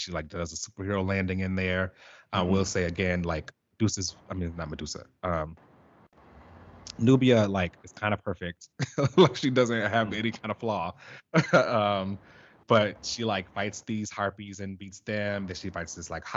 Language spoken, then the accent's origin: English; Chicago, Illinois, United States; my hometown